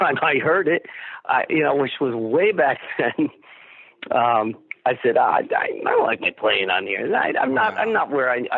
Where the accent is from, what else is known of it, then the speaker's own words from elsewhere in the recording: Bridgeport, Connecticut, United States; a house I grew up in on Garfield Avenue in Bridgeport